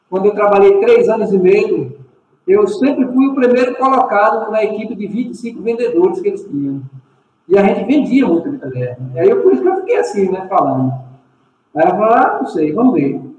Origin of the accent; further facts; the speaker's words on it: Jacobina, Bahia, Brazil; Jacobina, Jacobina, Bahia.